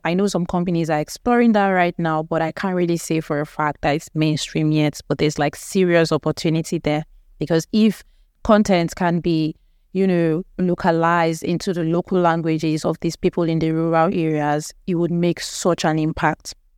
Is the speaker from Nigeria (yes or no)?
yes; Nigeria; we are actually an English-speaking country, so our lingua franca is actually English